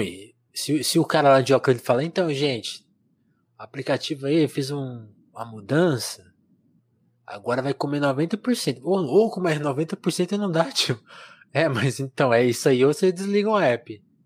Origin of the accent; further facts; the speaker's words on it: interior of São Paulo, Brazil; eu sou de interior de São Paulo